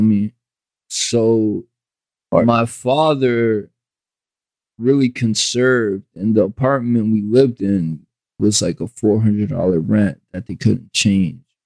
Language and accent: English; Jersey City, New Jersey, United States; also born or lived in Bayonne; I grew up in Jersey City and I ain't leave Jersey City for a long time